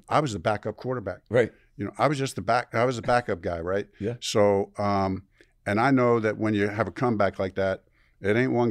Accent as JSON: {"language": "English", "town": "Chicago", "region": "Illinois", "country": "United States", "said": "I am from Chicago."}